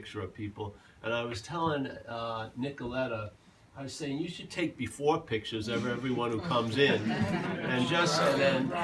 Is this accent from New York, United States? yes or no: yes; Long Island, New York, United States; moved away; also born or lived in California; I grew up in Long Island